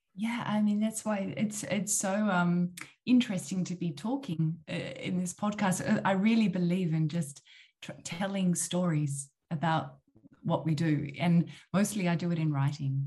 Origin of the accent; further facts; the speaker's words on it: Tasmania, Australia; moved away as an adult; now in Netherlands; I'm from Tasmania, which is the island almost Antarctica at the bottom of Australia. And that's where I grew up.